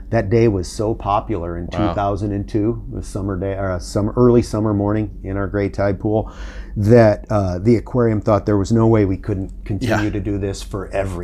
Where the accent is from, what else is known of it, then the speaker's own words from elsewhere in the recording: Sioux City, Iowa, United States; also born or lived in Colorado / Honduras / San Francisco; now in Monterey, United States; But I grew up in Iowa in the 70s and 80s.